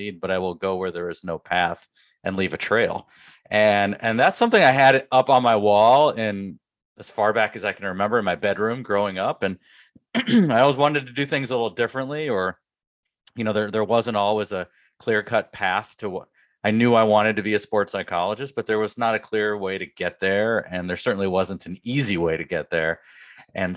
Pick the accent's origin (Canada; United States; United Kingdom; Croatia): United States; Cleveland, Ohio; moved away as an adult; also born or lived in Pittsburgh, Pennsylvania; born in Pittsburgh, raised in a suburb of Cleveland, and then bounced around for schooling